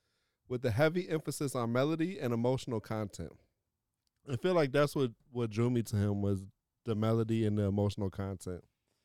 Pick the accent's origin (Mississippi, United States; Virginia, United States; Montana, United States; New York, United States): Virginia, United States; Norfolk; now in Miami, United States; I haven't been back to where I grew up in Norfolk on the coast, the 757.